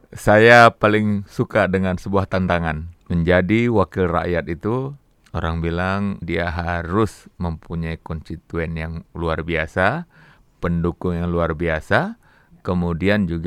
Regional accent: Medan, North Sumatra, Indonesia; also born or lived in Aceh; Alhamdulillah, saya lahir di Aceh. Umur satu bulan saya dibawa oleh orang tua saya ke Medan.

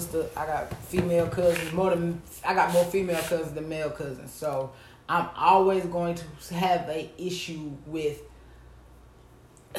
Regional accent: the South, United States; I'm from the South.

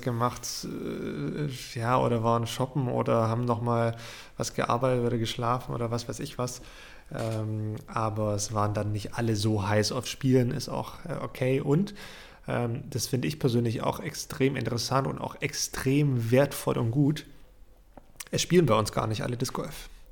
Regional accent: Germany; bei uns in Deutschland

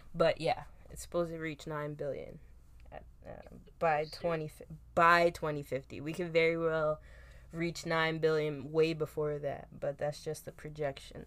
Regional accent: Philadelphia, Pennsylvania, United States; I come from Philadelphia where tough roughness was like the love language

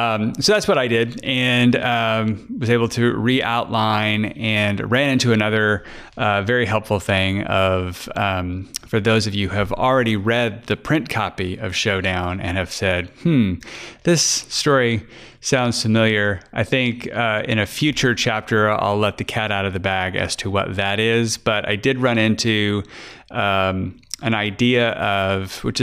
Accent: Fort Worth, Texas, United States; I'm from Fort Worth, and there was a place where the Texas Rangers play not far from me.

